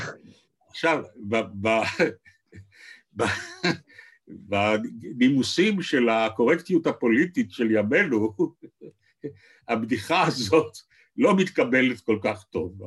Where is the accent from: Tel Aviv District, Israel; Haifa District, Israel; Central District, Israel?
Tel Aviv District, Israel; Tel Aviv; also born or lived in Jerusalem; גליתי לתל אביב, שזו עיר הולדתי